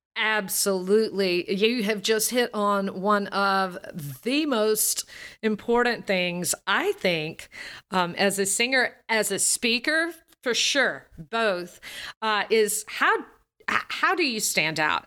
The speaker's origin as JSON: {"language": "English", "region": "Alabama", "country": "United States", "tie": "born or raised there", "accent": "Southern", "said": "As a Southerner, I'm from the Southern U, United States. I grew up in Alabama, and I have this Southern accent."}